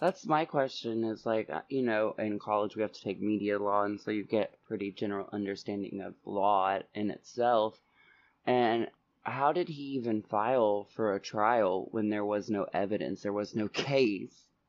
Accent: Oklahoma, United States; growing up in Oklahoma

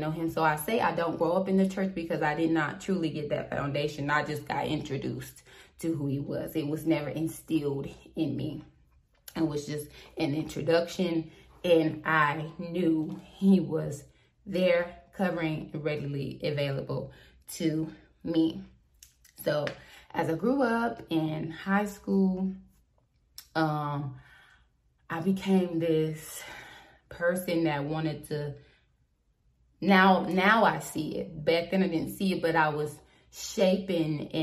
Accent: Southport, North Carolina, United States; I am from Southport, North Carolina.

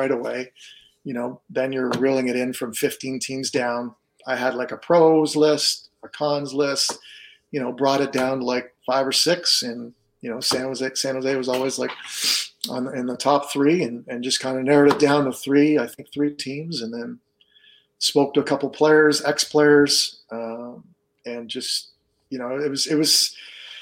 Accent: Ottawa, Ontario, Canada; moved away; I'm from Ottawa originally

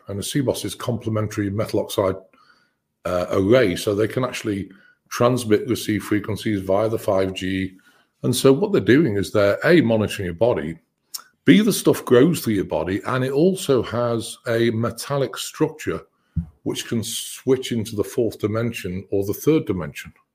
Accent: United Kingdom; I'm British

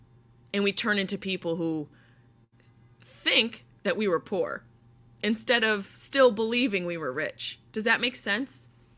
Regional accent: Syracuse, New York, United States; hours to get back to Syracuse. And I was always very close and still am very closely connected to my hometown, to my home.

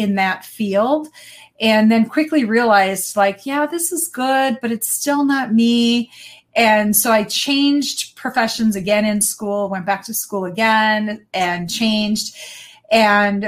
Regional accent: Wisconsin, United States; I am born and raised in Wisconsin. Never left

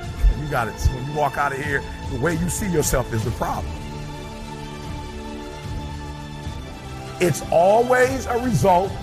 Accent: Detroit, Michigan, United States; I'm from Detroit, high school dropout

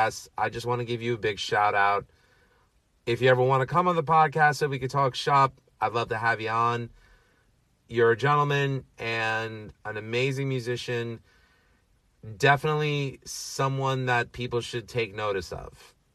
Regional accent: New York City, New York, United States; a fellow Astoria boy. Born and raised in Astoria, Queens

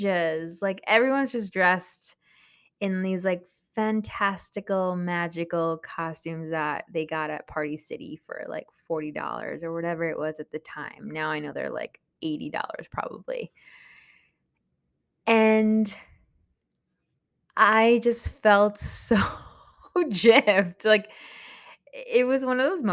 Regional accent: Long Island, New York, United States; English is a second language; also born or lived in El Salvador (parents' origin); I was born in New York, and I specifically grew up in Long Island

